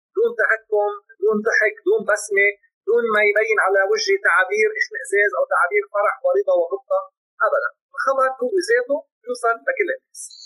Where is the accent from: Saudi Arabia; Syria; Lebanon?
Lebanon; عندنا بلبنان